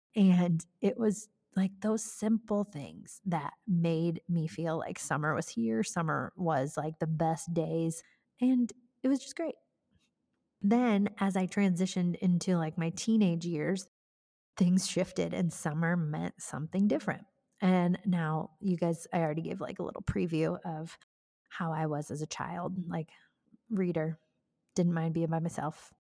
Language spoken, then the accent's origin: English; Cascade, Iowa, United States; I grew up in Cascade, Iowa, which, truth be told, is where I still live